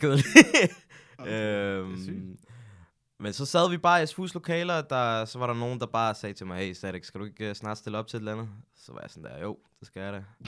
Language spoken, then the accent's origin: Danish; Hundige, Zealand, Denmark; also born or lived in Birkerød; jeg er egentlig opvokset i et øh, almindeligt boligbyggeri i Hundi